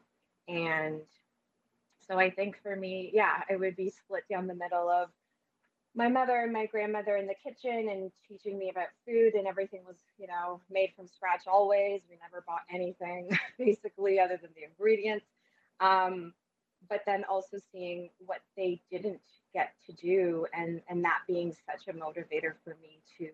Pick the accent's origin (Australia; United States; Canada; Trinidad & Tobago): Canada; born or raised there; first language Spanish; English is a second language